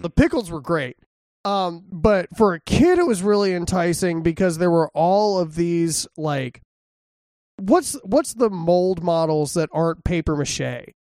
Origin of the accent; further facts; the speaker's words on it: Texas, United States; I'm from Texas, of course, that's what I want.